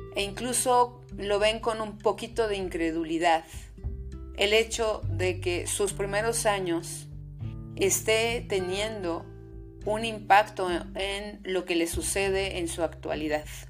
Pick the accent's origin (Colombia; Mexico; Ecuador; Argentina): Mexico; soy psicoterapeuta mexicana